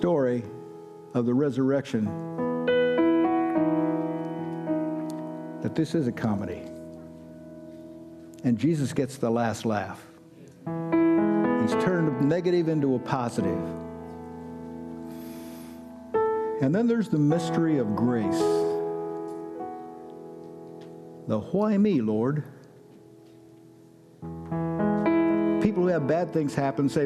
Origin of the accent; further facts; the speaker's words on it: United States; I'm an American